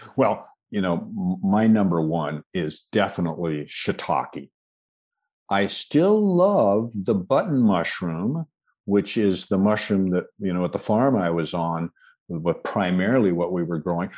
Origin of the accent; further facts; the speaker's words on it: Washington, United States; I was born in the Pacific Northwest